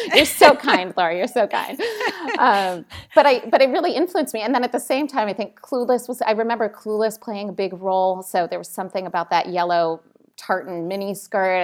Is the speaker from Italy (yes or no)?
yes; Italy; moved away; also born or lived in Washington, D.C.; I grew up in Italy